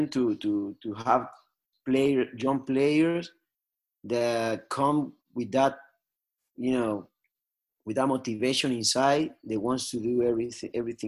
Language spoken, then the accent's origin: English; Venezuela; moved away